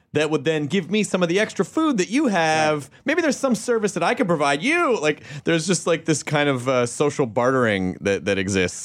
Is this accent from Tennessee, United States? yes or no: yes; Memphis, Tennessee, United States; also born or lived in Kentucky; I was born in Kentucky and I grew up in Memphis